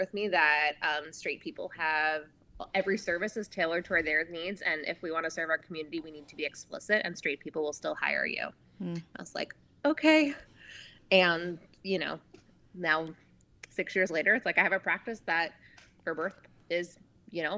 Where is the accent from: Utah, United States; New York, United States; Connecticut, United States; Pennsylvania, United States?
New York, United States; moved away as an adult; also born or lived in Oregon; I'm from New York originally, and I moved across the country to Oregon to train as an out-of-hospital midwife